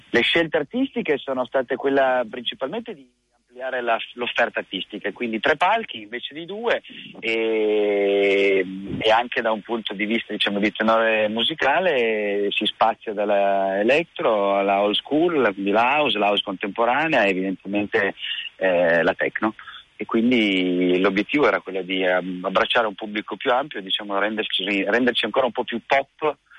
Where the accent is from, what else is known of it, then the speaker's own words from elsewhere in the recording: Turin, Piedmont, Italy; siamo torinesi